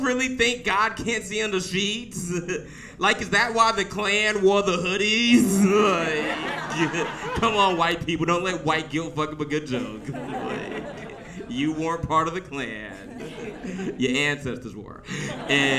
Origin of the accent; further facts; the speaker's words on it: the South, United States; I grew up in the South